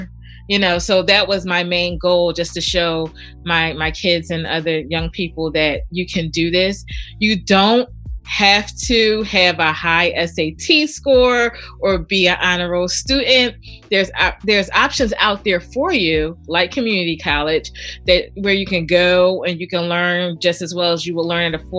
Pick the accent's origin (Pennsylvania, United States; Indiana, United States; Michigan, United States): Pennsylvania, United States; Philadelphia; born or raised there